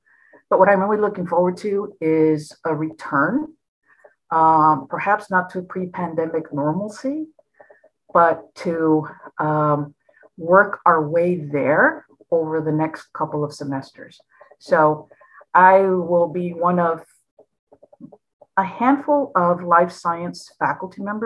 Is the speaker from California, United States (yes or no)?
yes; Los Angeles, California, United States; I was born and raised in the San Fernando Valley, which is north of downtown LA. I was raised in a community called Pacoima